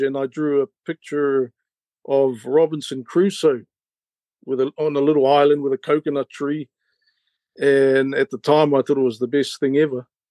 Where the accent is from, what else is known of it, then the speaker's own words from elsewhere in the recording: Gisborne, New Zealand; born in Gisborne, raised in Gisborne and the East Coast, Ngāti Porou area amongst my people.